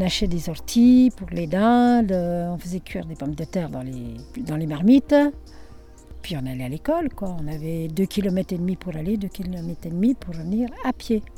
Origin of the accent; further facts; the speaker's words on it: Nevers, Bourgogne-Franche-Comté, France; now in Saône-et-Loire, France; je suis née le 1er mai 1942. Et je suis née à Nevers. Et je suis euh, en Saône-et-Loire actuellement